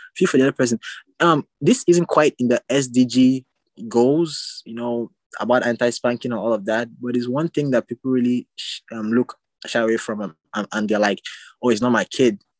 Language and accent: English; Calabar, Cross River, Nigeria; I'm from Nigeria.